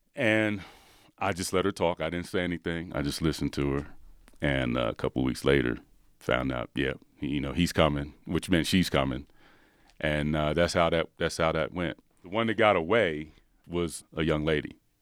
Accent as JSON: {"language": "English", "town": "Philadelphia", "region": "Pennsylvania", "country": "United States", "said": "I'm from Philadelphia."}